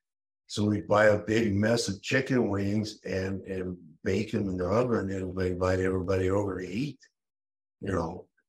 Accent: Colorado, United States; also born or lived in California / Rotterdam / Brussels; now in Athens, Greece; I'm from Colorado, man.

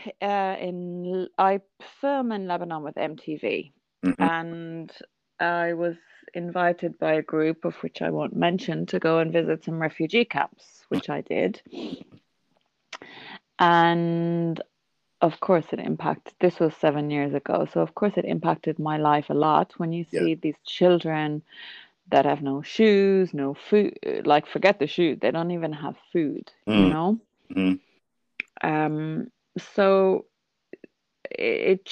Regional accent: Ireland; now in Kuwait; I'm Irish. I live in the Middle East

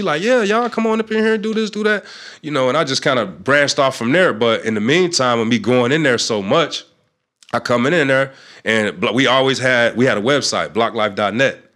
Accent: North Chicago, Illinois, United States; I'm from North Chicago

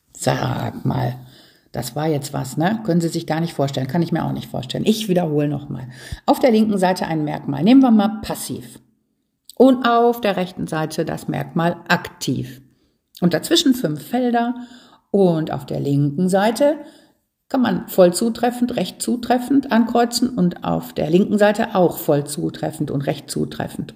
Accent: Ruhr area, North Rhine-Westphalia, Germany; Das gehört bei uns im Ruhrgebiet dazu. Ich sage, unsere Sprache hier ist ja unser Dialekt.

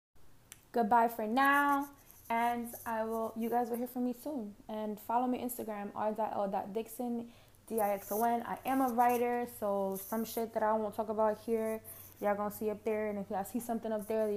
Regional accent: New York City, New York, United States; accent: Harlem; I'm from Harlem. I do have an accent. My accent comes from Harlem, New York City.

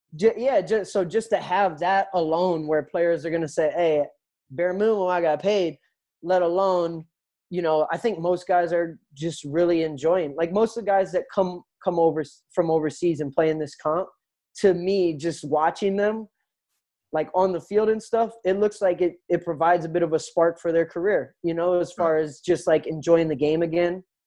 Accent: Minnesota, United States; moved away; I grew up in Minnesota

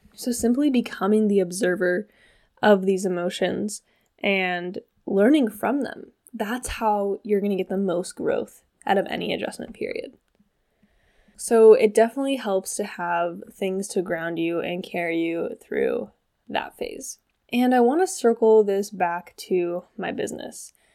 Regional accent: Washington, United States; now in Hawaii, United States; I have been back home in Washington State, where I'm from

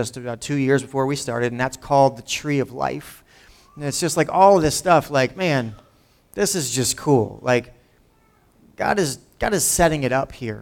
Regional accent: Lawrence, New Jersey, United States; also born or lived in Pennington, New Jersey; I grew up in Lawrence, went to high school with people from Washington Township as they were busing them out to Lawrence many years ago.

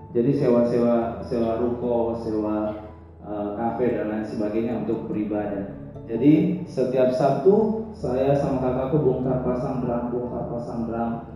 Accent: Makassar, South Sulawesi, Indonesia; now in Bekasi, Indonesia; saya pelayanan saya di Bekasi baru 4 tahun tapi saya lahir saat di Makassar

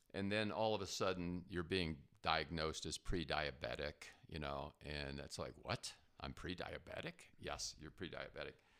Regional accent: New Jersey, United States; moved away; I grew up in New Jersey

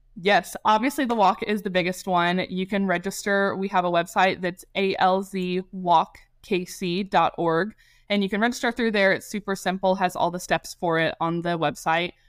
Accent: Kansas City, Missouri, United States; also born or lived in Springfield, Missouri / Nashville; I am born and raised in Kansas City. I am a Northlander through and through

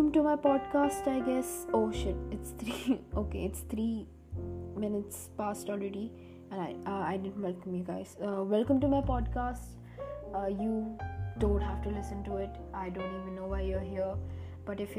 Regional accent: India; I'm an Indian teenager

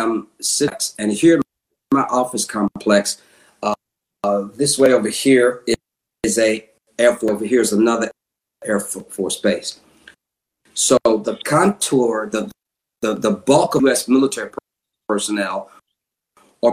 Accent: United States; now in England; I am black American

